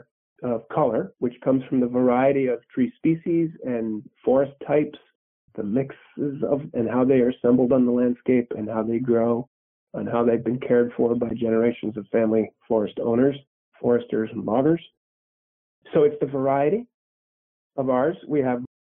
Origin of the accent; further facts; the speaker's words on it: New Hampshire, United States; also born or lived in New York City / Long Island / Vermont; We ended up moving to New Hampshire. I'm the youngest of a big family. And so I basically grew up there